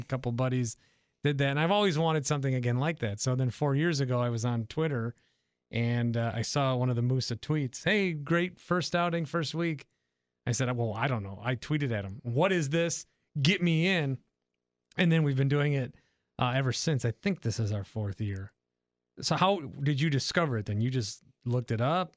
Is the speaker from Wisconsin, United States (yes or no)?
yes; Fond du Lac, Wisconsin, United States; I grew up in Fond du Lac, about an hour north from Milwaukee